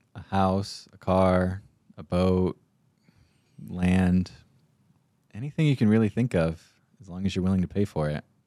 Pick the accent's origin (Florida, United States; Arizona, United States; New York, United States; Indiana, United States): Arizona, United States; Payson; I grew up in Payson